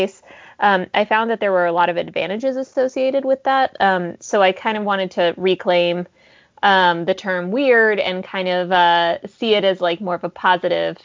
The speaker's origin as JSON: {"language": "English", "region": "West Texas", "country": "United States", "tie": "born or raised there", "also_born_or_lived": "Soviet Union", "said": "I'm a refugee from the Soviet Union, and I grew up in West Texas."}